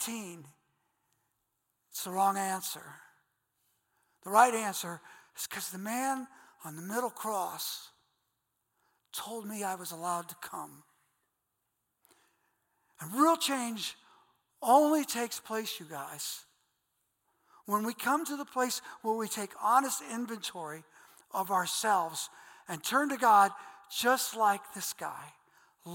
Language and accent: English; Akron, Ohio, United States; accent: Goodyear Heights; I have a Goodyear Heights accent